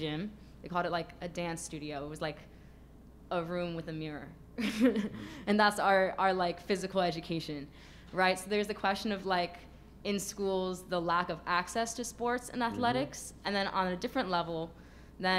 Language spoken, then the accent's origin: English; New York City, New York, United States; I'm from New York City